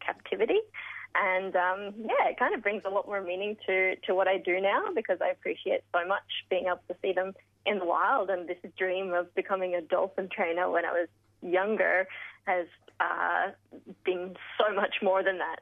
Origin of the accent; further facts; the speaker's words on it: Melbourne, Victoria, Australia; now in Bundaberg, Australia; I grew up in Melbourne, in the suburbs of Melbourne